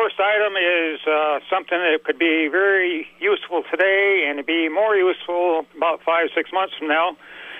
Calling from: Port Henry, New York, United States; I'm calling from the Port Henry, New York area.

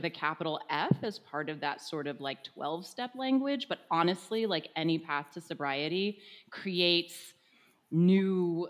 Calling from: Santa Cruz, California, United States; So I'm in Santa Cruz, California, which is about 6 hours north of LA, which was kind of my original like sober stomping grounds.

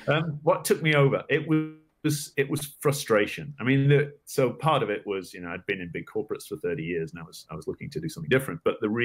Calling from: Los Angeles, California, United States; I am in Los Angeles, California today.

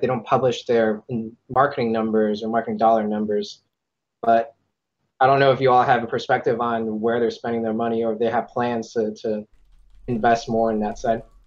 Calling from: Northern Virginia, United States; I am also calling from Northern Virginia.

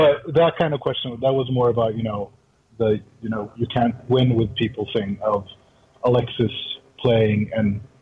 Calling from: Stockholm, Stockholm County, Sweden; I'm actually calling from Stockholm, Sweden

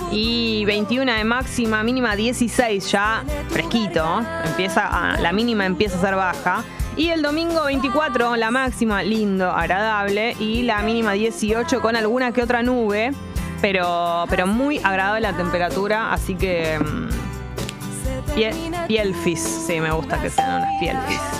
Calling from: Coghlan, Buenos Aires, Argentina; de Coglan y quiero pedir el tema

